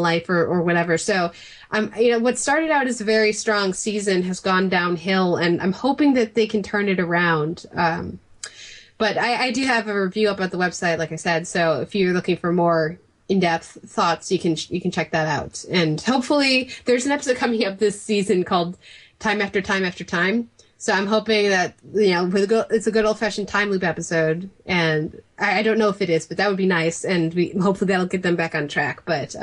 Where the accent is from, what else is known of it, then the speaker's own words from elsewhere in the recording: Chicago suburbs, Illinois, United States; I am from Chicago, or at least the suburbs